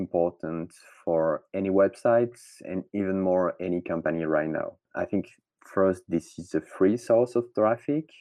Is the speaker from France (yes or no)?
yes; France; accent: French; English is a second language; I'm French, obviously, as you can hear with my accent